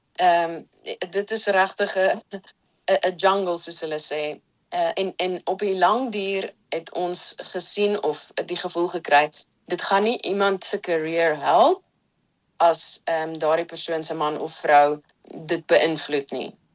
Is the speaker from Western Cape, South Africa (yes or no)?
yes; Stellenbosch, Western Cape, South Africa; moved away as an adult; also born or lived in Empangeni; now in Netherlands; Stellenbosch toe getrek saam met my gesin en daarso het ek groot geword. So ek dink ek was iets soos 3 jaar oud. So Stellenbosch voel eintlik maar soos my tuisdorp.